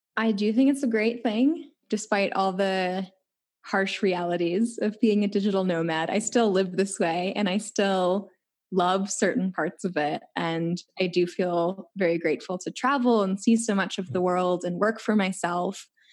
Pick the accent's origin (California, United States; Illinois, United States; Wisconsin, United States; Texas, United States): Illinois, United States; Chicago; moved away; I'm from Chicago